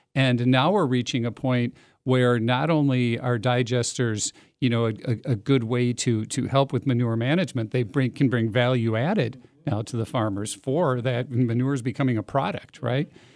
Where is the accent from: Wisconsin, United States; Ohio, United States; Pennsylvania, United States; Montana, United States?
Wisconsin, United States; Middleton; I grew up in Middleton